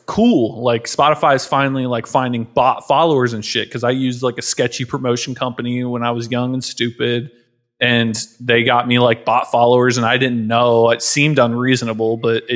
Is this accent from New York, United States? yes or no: no; Ohio, United States; I'm from Ohio